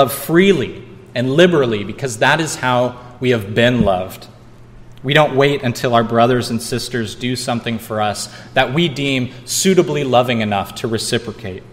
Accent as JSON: {"language": "English", "region": "Missouri", "country": "United States", "tie": "born or raised there", "moved": "yes", "lives_now": "San Diego County, United States", "said": "as kids growing up in Missouri"}